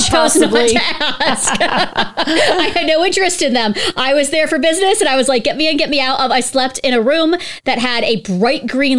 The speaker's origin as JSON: {"language": "English", "town": "Pittsburgh", "region": "Pennsylvania", "country": "United States", "said": "I'm from the Pittsburgh area-ish."}